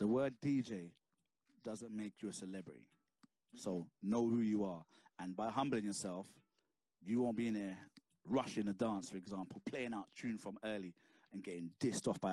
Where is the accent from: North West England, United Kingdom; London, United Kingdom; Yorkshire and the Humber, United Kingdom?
London, United Kingdom; I'm from South London, innit? I'm from Mitesfield Estate. Moved out from there, like Vassal Road, blah blah blah. Brixton is the playground where I've grown, innit?